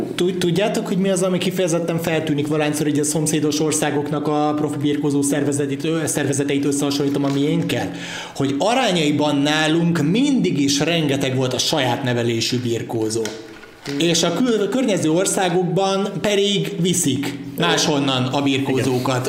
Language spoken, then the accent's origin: Hungarian; Pécs, Baranya, Hungary; mégiscsak a szülővárosom